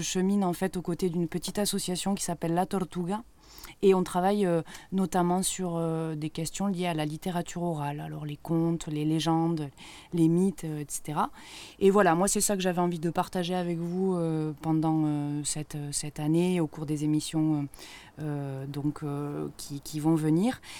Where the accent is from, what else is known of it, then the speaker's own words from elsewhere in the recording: Millau, Occitania, France; je viens de Millau dans l'Aveyron